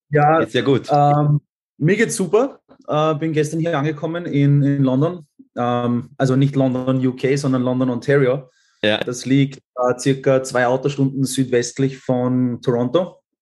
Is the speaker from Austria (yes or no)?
yes; Austria; äh, wohne in Wien und, und bin ähm, Österreicher und Halbschwede. Also mein Vater kommt aus Schweden und meine Mutter aus Österreich.